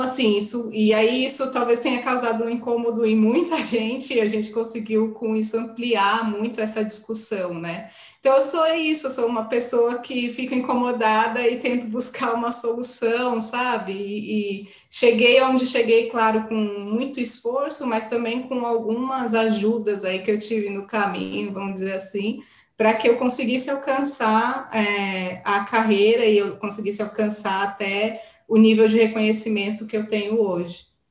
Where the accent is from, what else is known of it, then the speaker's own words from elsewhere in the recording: São Paulo, Brazil; eu sou uma brasileira paulistana